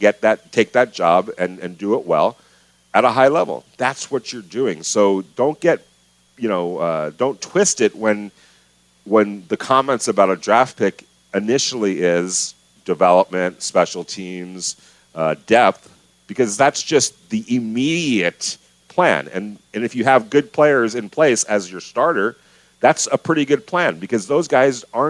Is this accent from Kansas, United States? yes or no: no; Ventura, California, United States; growing up in Ventura